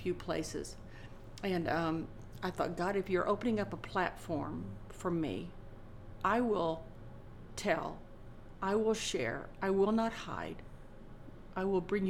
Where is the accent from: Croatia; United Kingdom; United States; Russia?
United States; Indianapolis, Indiana; when I was a kid growing up in Indianapolis